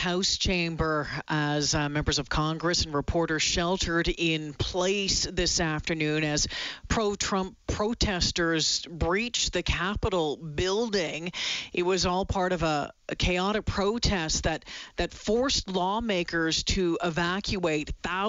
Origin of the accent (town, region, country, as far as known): Canada